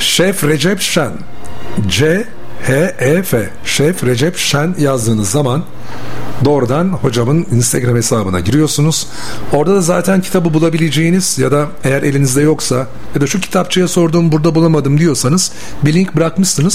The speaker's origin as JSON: {"language": "Turkish", "region": "Bursa", "country": "Turkey"}